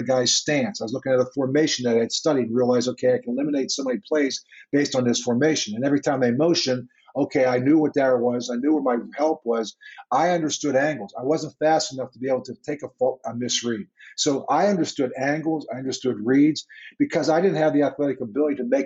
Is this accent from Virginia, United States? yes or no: no; Pittsburgh, Pennsylvania, United States; moved away as an adult; I grew up in Pittsburgh